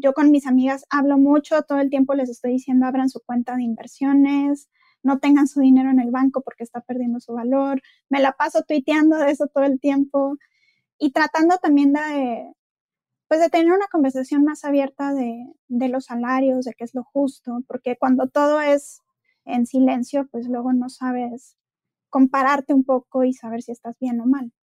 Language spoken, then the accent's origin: Spanish; Monterrey, Nuevo León, Mexico; soy de Monterrey, estudié en el CEDIM